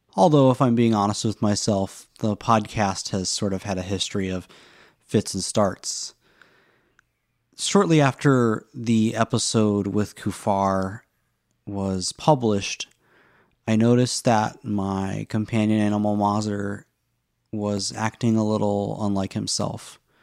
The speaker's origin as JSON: {"language": "English", "region": "the South", "country": "United States", "tie": "born or raised there", "said": "I grew up in the South"}